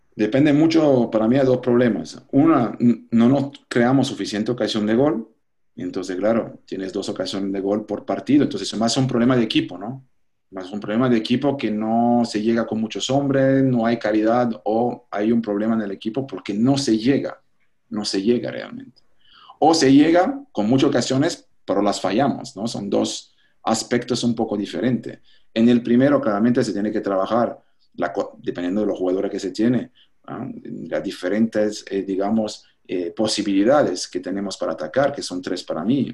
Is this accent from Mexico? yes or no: no; Switzerland; Spanish is a second language; moved away as an adult; now in Panama; mentalidad de pequeño suizo